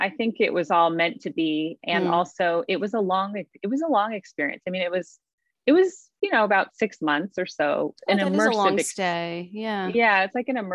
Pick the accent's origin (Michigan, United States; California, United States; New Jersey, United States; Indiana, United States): California, United States; I grew up in California